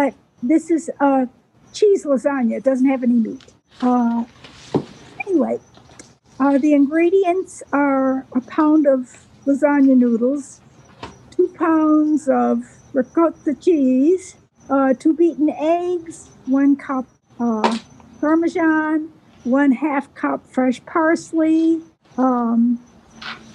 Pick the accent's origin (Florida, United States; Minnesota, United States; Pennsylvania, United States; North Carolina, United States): North Carolina, United States; Waynesville; I'm from the mountains of North Carolina, Waynesville, Western North Carolina